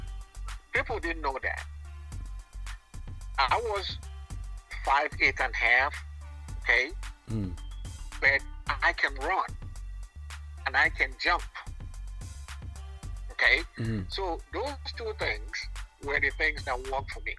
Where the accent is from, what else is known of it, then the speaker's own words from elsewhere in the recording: Lagos, Nigeria; moved away as an adult; also born or lived in Enugu / United States; I was born in Lagos